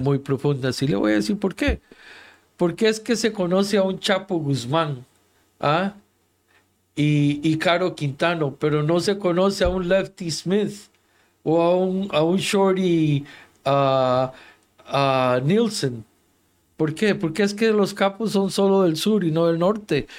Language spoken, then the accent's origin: Spanish; Costa Rica; En mi país, Costa Rica